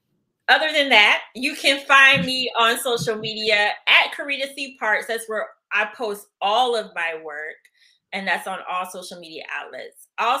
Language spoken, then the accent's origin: English; the South, United States; I'm still from the South.